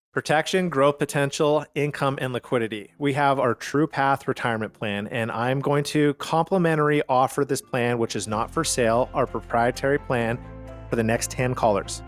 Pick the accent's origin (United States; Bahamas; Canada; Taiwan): Canada; Calgary, Alberta; We are from Calgary, Canada.